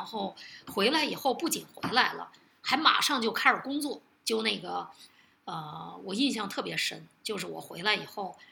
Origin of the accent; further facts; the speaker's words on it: Beijing, China; 我为什么不能保留北京人呢